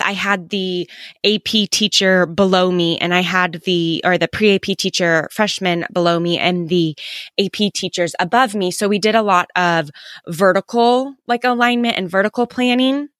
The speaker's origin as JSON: {"language": "English", "town": "Kansas City", "country": "United States", "tie": "born or raised there", "said": "I grew up in, um, Kansas City"}